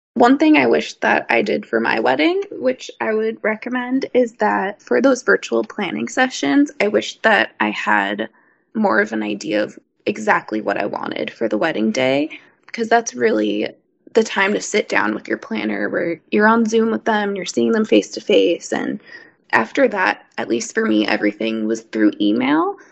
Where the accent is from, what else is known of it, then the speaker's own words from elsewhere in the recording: New York, United States; I'm from New York